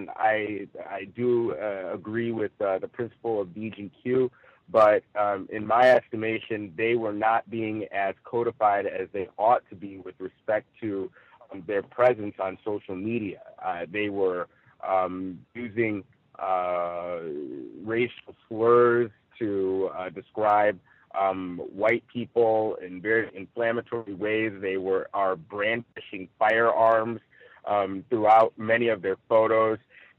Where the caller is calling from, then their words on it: Rancho Cucamonga, California, United States; I'm reporting live from Rancho Cucamonga here in Southern California.